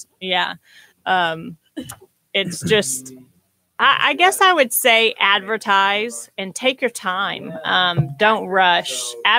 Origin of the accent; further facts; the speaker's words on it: Houston, Texas, United States; We're from the Houston area.